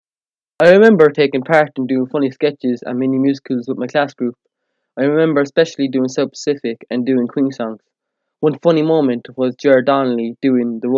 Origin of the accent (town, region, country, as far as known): Ireland